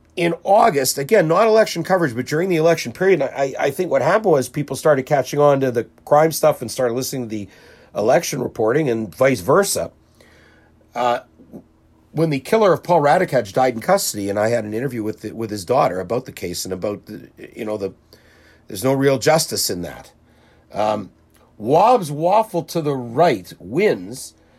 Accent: Winnipeg, Manitoba, Canada; as a Jewish kid growing up in the North End

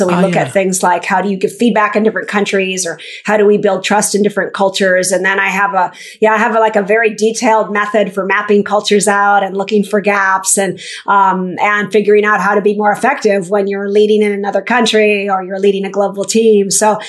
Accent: Minnesota, United States; I'm from Minnesota. Yeah, not the most international place.

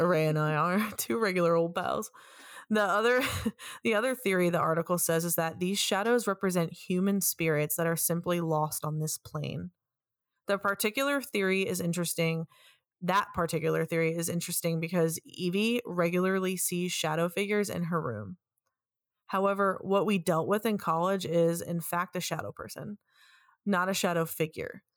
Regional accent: New York, United States; also born or lived in West Virginia; I'm born and raised in New York.

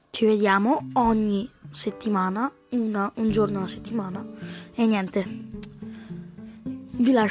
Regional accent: Bergamo, Lombardy, Italy; vengo da Bergamo

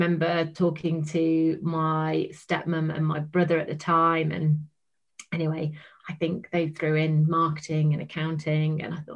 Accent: Bickley, North West England, United Kingdom; moved away as an adult; also born or lived in Hull; I'm from Cheshire originally

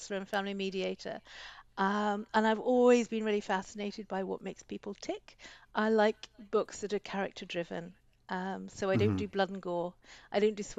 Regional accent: Scotland, United Kingdom; moved away; also born or lived in United States / Canada; lived in the States, lived in Canada, moved back to Scotland

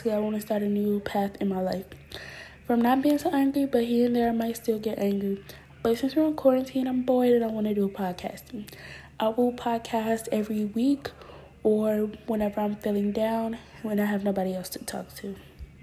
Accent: Texas, United States; I'm 13, and I'm from Texas.

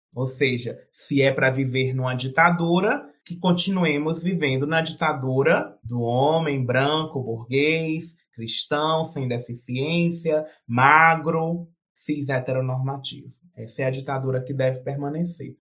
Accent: Northeast Brazil, Brazil; eu sou nordestina, aqui no Nordeste vira e mexe a gente fala um ditado

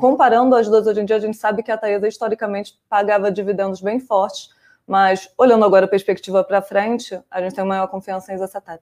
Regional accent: Rio de Janeiro, Brazil; moved away; eu sou carioca, então minha família é flamenguista

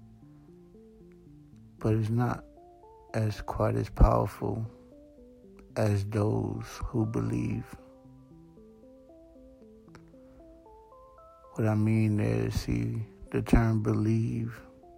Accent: Broward County, South Florida, United States; also born or lived in Haiti / Georgia / New York; I was born in South Florida, Broward County to be exact. At 6 months old, I was I took a trip to IET. From there, I stayed till I was 8. From 8, I was sent back home, I guess, to Broward County. Spent pretty much the first 18 years directly living

